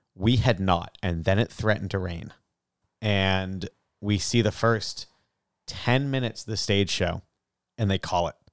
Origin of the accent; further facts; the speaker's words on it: Salem, Massachusetts, United States; I'm from Salem